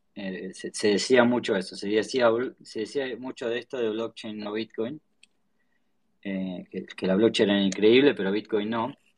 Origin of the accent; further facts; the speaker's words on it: Choele Choel, Río Negro, Argentina; yo soy del sur, soy, de la Patagonia, me crié en un pueblito que se llama Choel, el Río Negro